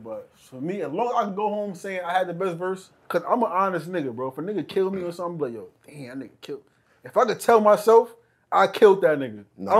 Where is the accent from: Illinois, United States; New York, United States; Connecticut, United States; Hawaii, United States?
New York, United States; I'm from New York, bro.